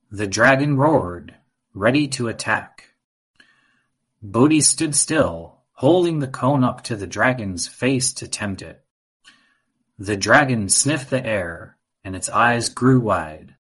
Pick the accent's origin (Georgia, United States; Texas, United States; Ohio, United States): Texas, United States; Austin; and I'm five and a half years old. And I come from Austin, Texas.